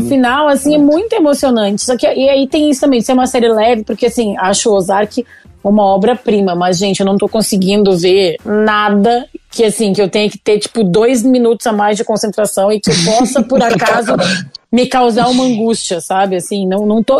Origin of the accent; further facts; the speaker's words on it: Rio Grande do Sul, Brazil; moved away as an adult; also born or lived in São Paulo; eu sou gaúcho, já tava morando em São Paulo